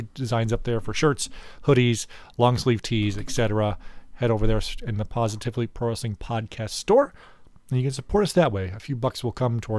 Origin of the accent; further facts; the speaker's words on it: Illinois, United States; we're from Illinois.